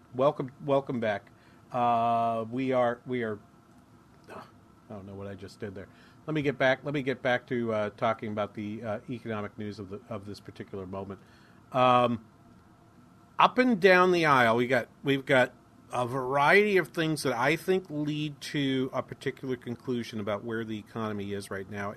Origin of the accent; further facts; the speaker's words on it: New Hampshire, United States; now in Minnesota, United States; I grew up in New Hampshire